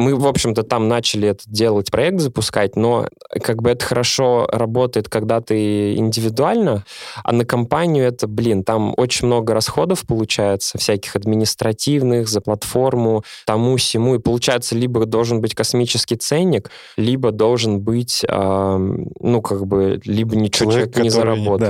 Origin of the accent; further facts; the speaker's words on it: Naberezhnye Chelny, Tatarstan, Russia; я из набережных Челнов